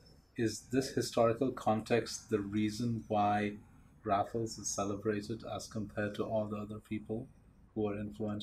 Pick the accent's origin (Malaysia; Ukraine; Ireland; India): India; now in Singapore; as an Indian